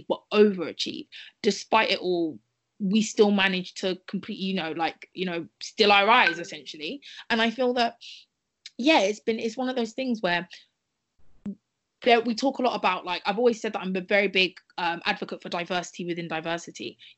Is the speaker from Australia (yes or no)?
no; United Kingdom; we're all Black women growing up in Britain